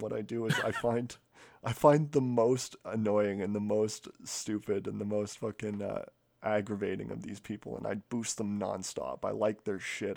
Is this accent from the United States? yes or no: no; Canada; I'm Canadian